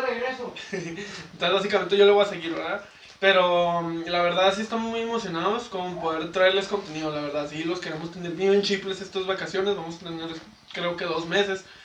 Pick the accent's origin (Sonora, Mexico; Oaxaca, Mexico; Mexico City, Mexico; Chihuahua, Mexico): Chihuahua, Mexico; Ciudad Juárez; somos de Juárez